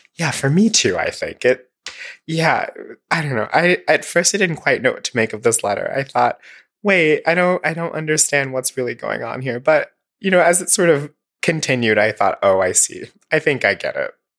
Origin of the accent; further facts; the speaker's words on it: Alabama, United States; I'm from Alabama